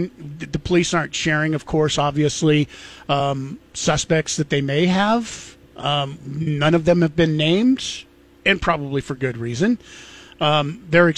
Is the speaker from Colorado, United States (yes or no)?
no; Genesee, Idaho, United States; also born or lived in Moscow, Idaho; Grew up in Genesee, which is a place just like 8 miles outside of Moscow.